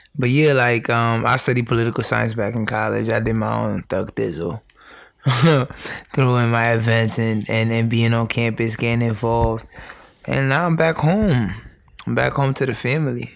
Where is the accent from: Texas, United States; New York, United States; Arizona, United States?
New York, United States; New York City; born and raised in the Bronx, um, immigrant parents